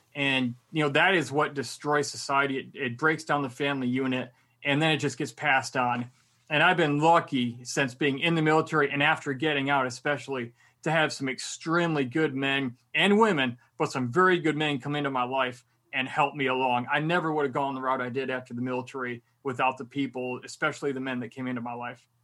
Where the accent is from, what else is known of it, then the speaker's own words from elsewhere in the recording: Michigan, United States; moved away; also born or lived in Miami / Korea; I'm originally from Michigan, so I was very used to the cold.